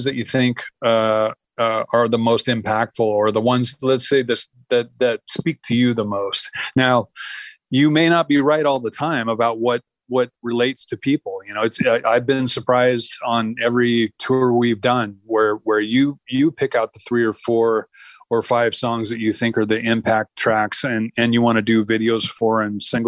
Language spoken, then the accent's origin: English; the Northwest, Pacific Northwest, United States; I come from the Northwest